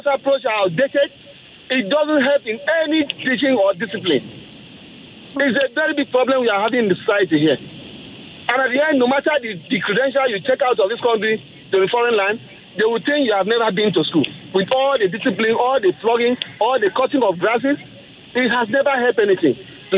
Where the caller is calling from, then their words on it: Ikeja, Lagos, Nigeria; I'm calling from Ikeja.